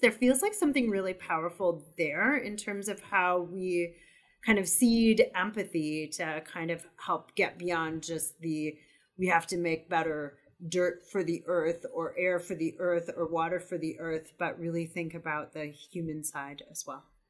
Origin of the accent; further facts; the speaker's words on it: Wisconsin, United States; also born or lived in California; now in Vermont, United States; I'm originally from Wisconsin via California to Vermont